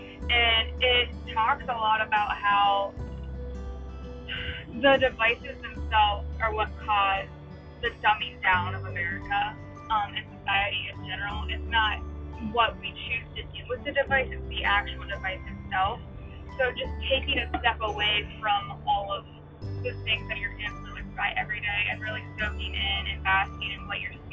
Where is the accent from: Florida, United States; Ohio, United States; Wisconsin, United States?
Ohio, United States